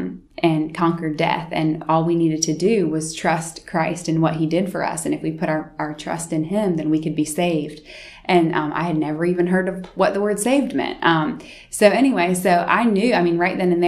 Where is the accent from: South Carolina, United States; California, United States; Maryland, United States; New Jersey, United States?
South Carolina, United States; Florence; also born or lived in Pennsylvania, United States; my family moved here when I was in about fourth grade, halfway through fourth grade. And my dad's job is what brought us here to Florence